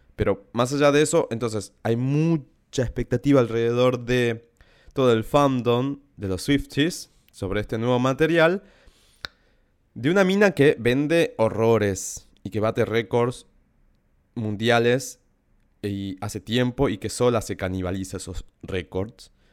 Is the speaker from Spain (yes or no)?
no; Salta, Argentina; crecí en Salta, más en un pueblo